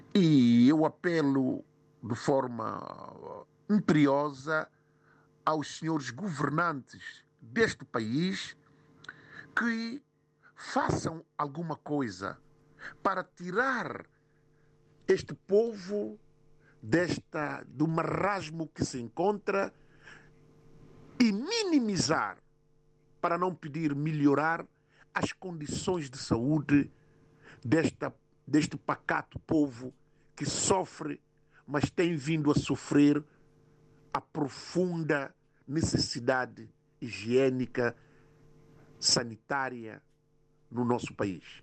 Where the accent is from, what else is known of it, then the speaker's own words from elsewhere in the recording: São Tomé & Príncipe; now in London, United Kingdom; eu sou de São Tomé e Príncipe